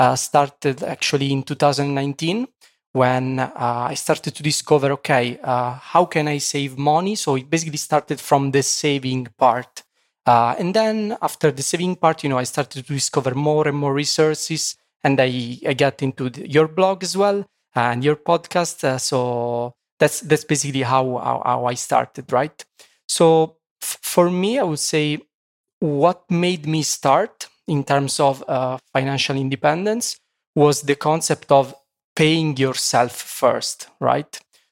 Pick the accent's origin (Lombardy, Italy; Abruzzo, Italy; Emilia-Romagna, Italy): Abruzzo, Italy; Sulmona; English is a second language; moved away as an adult; now in Poland; and I'm from Italy, 31 years old. So from Italy, basically, I grew up in a small city in the center of Italy. It's called Sulmona, like, you know, with 25,000 citizens. And after, you know, my Erasmus in Poland, I decided to move permanently from Italy to Poland.